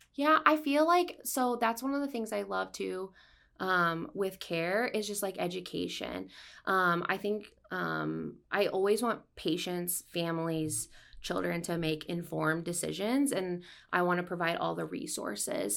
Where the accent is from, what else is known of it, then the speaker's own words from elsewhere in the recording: Ottumwa, Iowa, United States; I'm from Ottawa, Iowa. Um, I grew up there